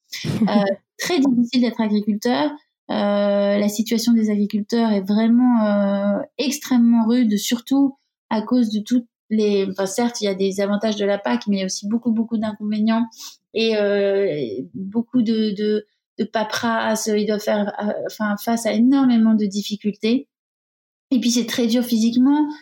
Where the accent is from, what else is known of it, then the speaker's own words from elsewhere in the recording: Bayonne, Nouvelle-Aquitaine, France; Je suis de Bayonne